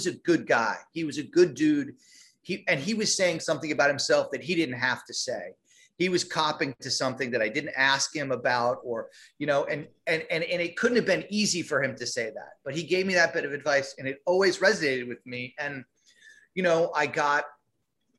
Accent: Rhode Island, United States; moved away; also born or lived in New York City; we're from Rhode Island.

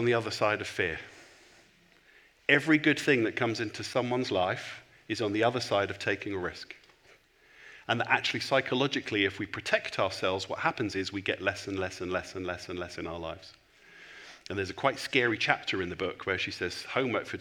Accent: England, United Kingdom; I'm a pastor, and I'm from England

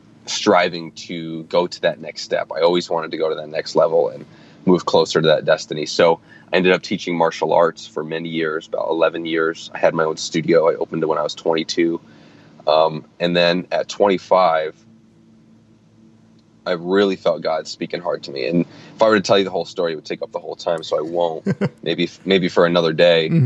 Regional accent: upstate New York, United States; moved away as an adult; also born or lived in New Jersey / Manhattan, New York; now in Atlanta, United States; I am originally from Jersey, but I grew up in upstate New York for most of my life, and then I moved back down to Jersey and in and out of Manhattan when I started my film career. But now I'm actually living in Atlanta, Georgia

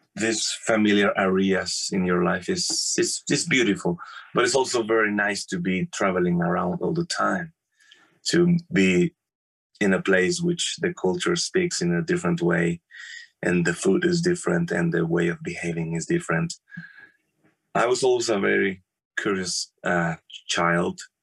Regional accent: Morelia, Michoacán, Mexico; moved away as an adult; now in Germany; I born in Mexico in Morelia. Morelia is the capital city of the state of Michoacan, which is in the very middle of Mexico

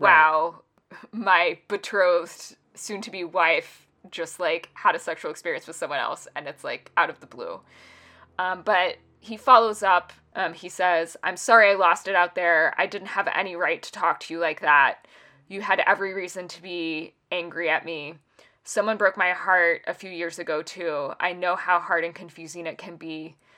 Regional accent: United States; as an American

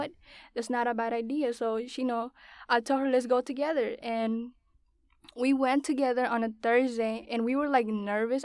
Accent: West Palm Beach, Florida, United States; also born or lived in Bainbridge, Georgia; I was born in Georgia, and I was raised in Florida, West Palm Beach.

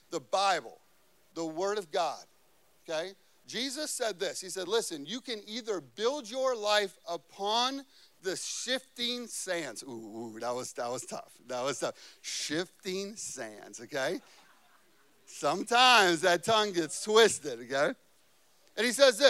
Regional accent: Chicago, Illinois, United States; moved away; I grew up in Chicago

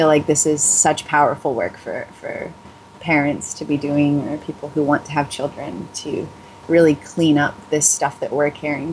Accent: Los Angeles, California, United States; growing up in the Los Angeles area

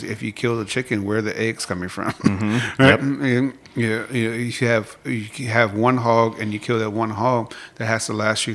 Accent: Chicago, Illinois, United States; moved away as an adult; now in Atlanta, United States; growing up in Chicago

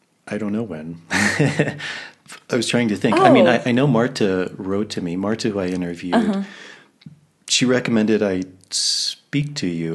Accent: Virginia, United States; moved away as an adult; now in Peru; growing up in Virginia

